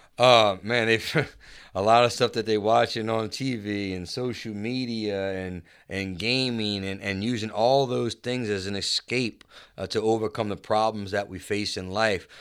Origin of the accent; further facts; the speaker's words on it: Chalmette, Louisiana, United States; I grew up in Chalmette